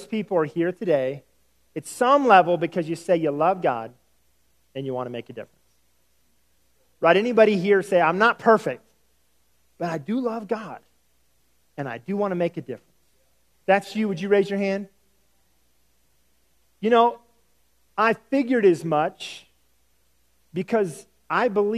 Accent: the South, United States; I'm from the South, and we value hospitality

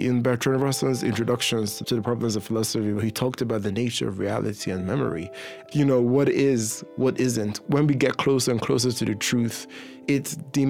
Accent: Dublin, Leinster, Ireland; accent: smorgasbord; And then I grew up watching American television. So my accent is this inflection, is this smorgasbord of all of them. And a lot of Trinidadians think I sound Trini, but I'm not. I'm just Irish, Nigerian, English and American.

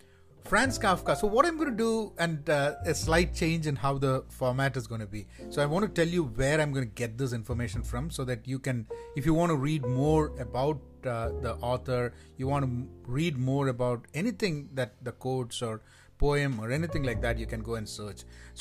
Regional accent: India; first language Malayalam; English is a second language; English is not my first language. My first language is Malayalam

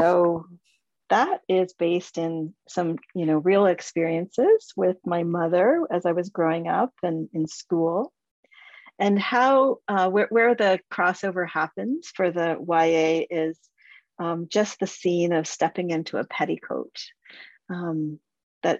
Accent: Whitby, Ontario, Canada; Small town Whitby, Tuesday afternoon brownies, daily Lord's prayers, Friday evening Gujarati classes

